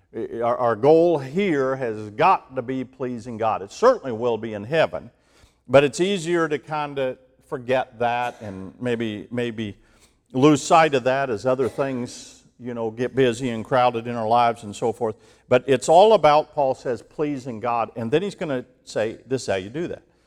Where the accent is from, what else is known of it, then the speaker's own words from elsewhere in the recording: Ohio, United States; moved away; growing up in Ohio